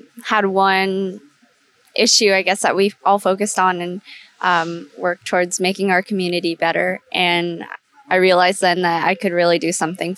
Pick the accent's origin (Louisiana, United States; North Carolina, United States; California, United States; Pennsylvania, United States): California, United States; Roseville; I'm from Roseville.